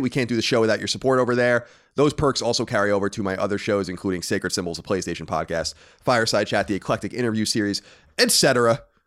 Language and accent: English; Long Island, New York, United States; we grew up in New York